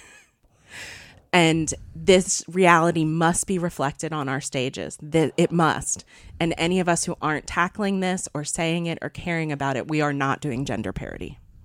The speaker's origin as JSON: {"language": "English", "area": "Eastern Wake County", "region": "North Carolina", "country": "United States", "tie": "born or raised there", "also_born_or_lived": "New York / Minneapolis", "moved": "as an adult", "said": "I grew up here. I grew up in Eastern Wake County"}